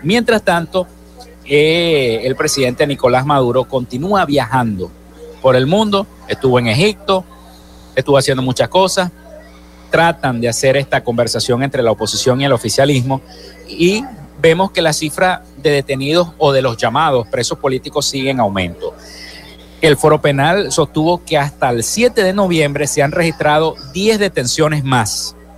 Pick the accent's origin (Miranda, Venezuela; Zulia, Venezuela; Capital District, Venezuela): Zulia, Venezuela; nuestra entidad zuliana